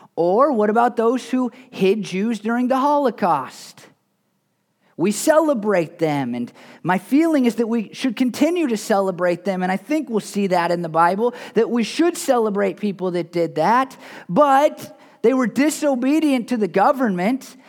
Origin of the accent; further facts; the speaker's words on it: United States; I'm an American. I'm a fairly patriotic American